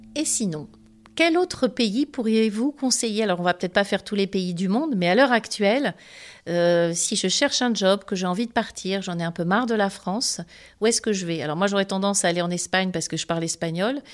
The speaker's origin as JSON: {"language": "French", "country": "Côte d’Ivoire", "moved": "yes", "said": "je suis originaire de Côte d'Ivoire."}